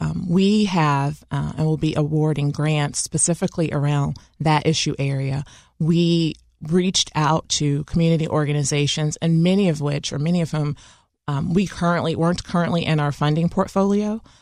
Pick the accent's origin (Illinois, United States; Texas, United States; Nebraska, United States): Illinois, United States; Chicago; I once said that an experience growing up in Chicago as a Black woman is a different experience than growing up as a Latina woman or Native woman or a white woman.